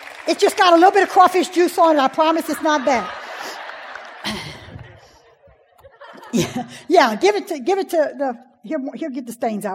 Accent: Cajun, Louisiana, United States; I'm a Cajun.

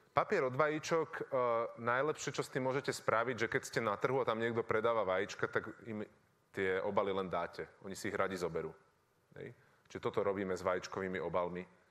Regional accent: Bratislava, Bratislava Region, Slovakia; ja som z Bratislavy

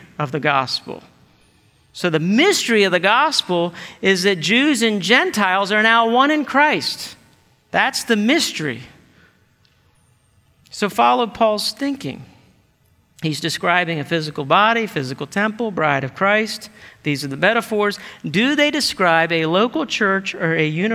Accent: United States; we're American and individualistic culture

